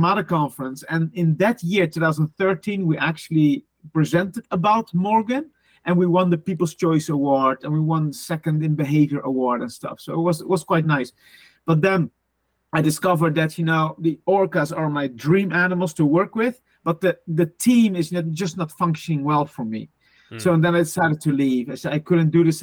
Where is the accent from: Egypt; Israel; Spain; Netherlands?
Netherlands; English is a second language; moved away; also born or lived in Sweden; I'm from the Netherlands, and I started in 2005 with my zoo career in almost the middle of the Netherlands